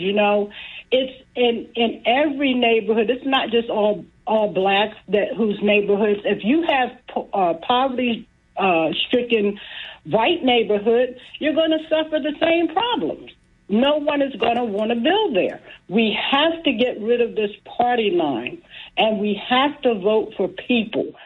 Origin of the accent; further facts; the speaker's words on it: Atlantic City, New Jersey, United States; I am a, a woman in this community, born and raised in Atlantic City